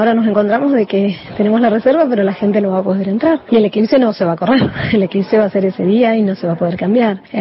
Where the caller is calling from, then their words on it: Las Grutas, Río Negro, Argentina; de las Grutas Río Negro, propietaria del Hotel Torrevallo de Riviera.